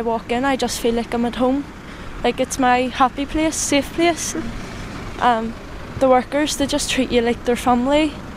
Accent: Belfast, Northern Ireland, United Kingdom; I'm 17 and I'm from the Twinbrook area

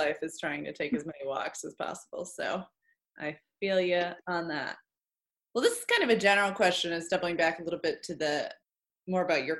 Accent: Muncie, Indiana, United States; also born or lived in Virginia / Nashville, Tennessee; now in Columbus, United States; I'm from Muncie, Indiana.

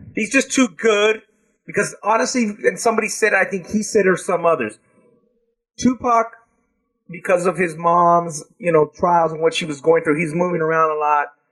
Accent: South Gate, California, United States; they're from my hometown

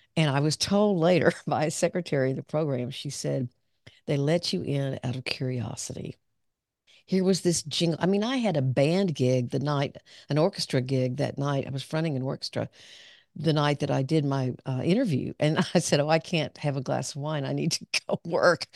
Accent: Pine Bluff, Arkansas, United States; moved away as an adult; also born or lived in Dallas; I grew up down in southern Arkansas

